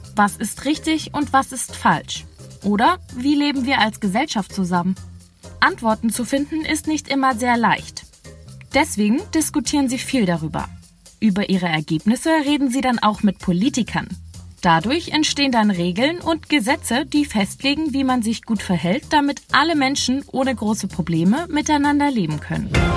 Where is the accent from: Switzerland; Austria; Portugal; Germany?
Germany